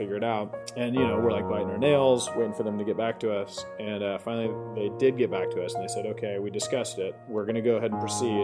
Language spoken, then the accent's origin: English; Irvine, California, United States; also born or lived in San Diego / San Francisco Bay Area; now in Los Angeles, United States; I'm from Orange County, grew up in Irvine, Woodbridge High School